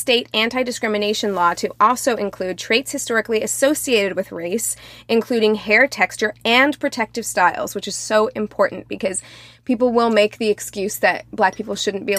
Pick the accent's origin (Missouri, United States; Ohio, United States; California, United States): Missouri, United States; Springfield; as a black appearing person from Springfield, Missouri, who has worked in a hair salon in Springfield, Missouri